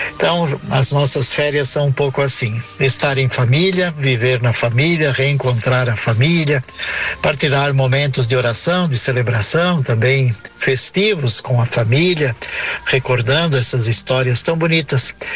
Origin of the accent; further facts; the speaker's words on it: Forquilhinha, Santa Catarina, Brazil; moved away; aqui na comunidade rural onde eu nasci